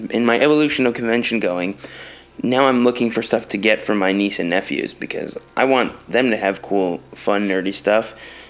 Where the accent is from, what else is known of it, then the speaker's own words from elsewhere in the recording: East Coast, United States; because I grew up in the East Coast.